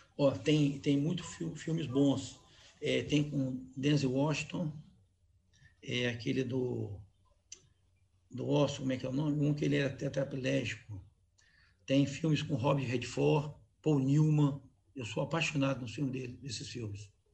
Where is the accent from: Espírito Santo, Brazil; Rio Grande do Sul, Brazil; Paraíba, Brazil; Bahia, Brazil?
Espírito Santo, Brazil; Cariacica; eu tenho uma casa que eu atendo, em Jardim América, onde eu cresci